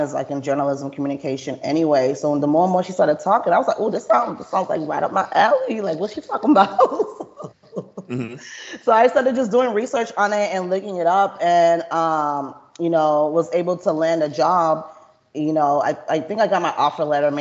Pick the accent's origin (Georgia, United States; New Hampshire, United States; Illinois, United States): Georgia, United States; Atlanta; moved away as an adult; now in Houston, United States; I'm not even from Texas. So I'm from Atlanta. So I came to Houston like 10 years ago